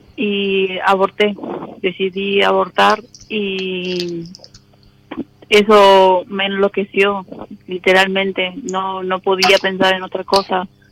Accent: Paraná, Entre Ríos, Argentina; nací y crecí acá

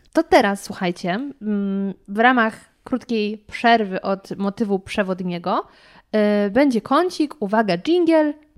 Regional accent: Lower Silesian Voivodeship, Poland; ja jestem z Dolnośląskiego

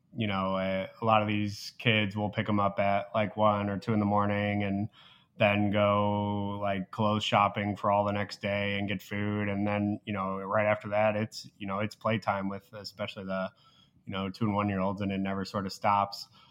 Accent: Naperville, Illinois, United States; moved away as an adult; also born or lived in West Lafayette, Indiana; now in Indianapolis, United States; I'm from Naperville, Illinois, which is about a half hour west of Chicago. Um, so born and raised there

